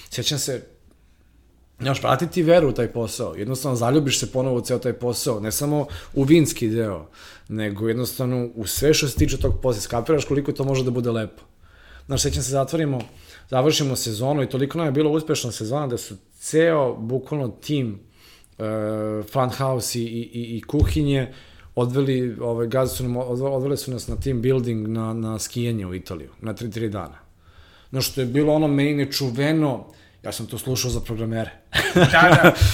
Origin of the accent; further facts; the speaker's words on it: Belgrade, Serbia; moved away as an adult; ja sam iz, iz Beograda